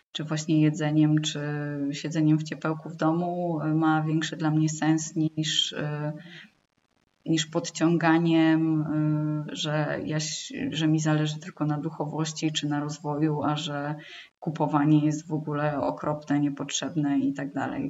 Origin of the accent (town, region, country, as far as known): Poland